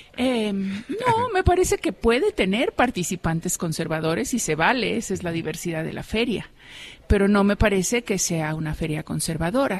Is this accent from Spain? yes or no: no; Mexico; qué somos los mexicanos